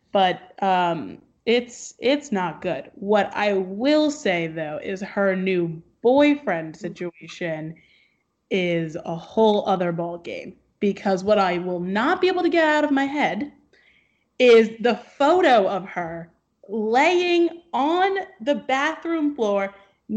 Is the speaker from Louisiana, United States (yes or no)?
no; Essex County, New Jersey, United States; someone who is from New Jersey